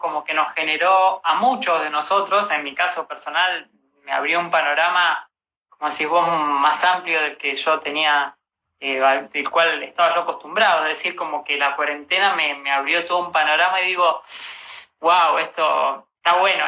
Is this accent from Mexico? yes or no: no; Rosario, Santa Fe, Argentina; now in Buenos Aires, Argentina; yo soy de Rosario, pero me vine acá a Buenos Aires eh, siguiendo mi sueño